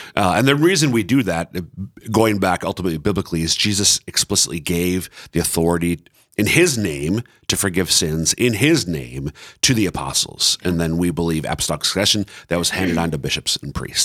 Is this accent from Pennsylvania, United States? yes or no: no; Minnesota, United States; now in Sioux Falls, United States; I'm from Citro, Minnesota